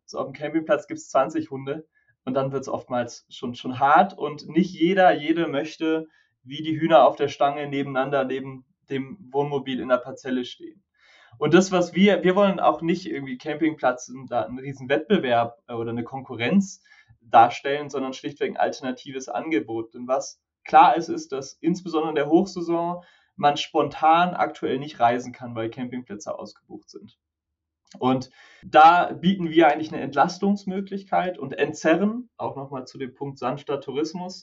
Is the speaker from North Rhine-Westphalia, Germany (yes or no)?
no; Konstanz, Baden-Württemberg, Germany; ich komme aus Konstanz